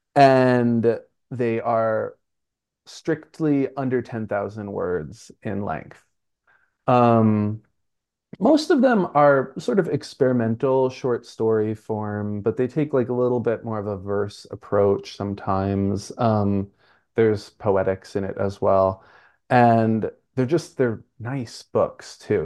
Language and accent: English; New York City, New York, United States; I'm from Brooklyn, so scaffolding is up all the time, everywhere